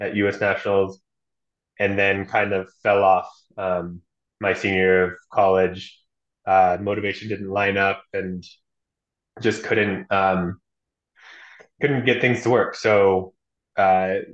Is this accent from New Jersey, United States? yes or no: no; Alaska, United States; I am from Alaska originally, born and raised, and I've been training there and skiing there my whole life